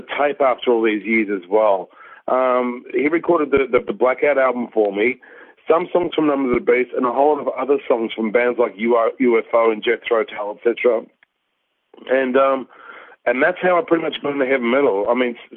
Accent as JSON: {"language": "English", "country": "Australia", "tie": "born or raised there", "said": "So my parents are Polish. I'm from Polish background. I was born in Australia"}